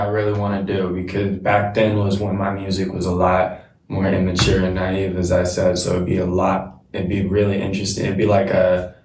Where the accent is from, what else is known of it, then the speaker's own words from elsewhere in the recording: Everett, Washington, United States; also born or lived in Silver Lake / Shoreline, Washington; my hometown, Everett